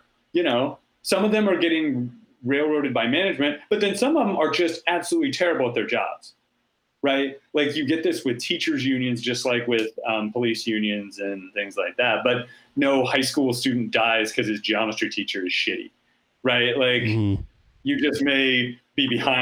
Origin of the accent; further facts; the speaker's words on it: Red Oak, Iowa, United States; born or raised there